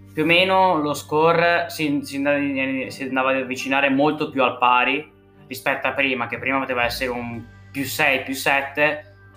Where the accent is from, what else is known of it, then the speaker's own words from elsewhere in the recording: Carpi, Emilia-Romagna, Italy; Ho 14 anni, vengo da Carpi, vicino a Modena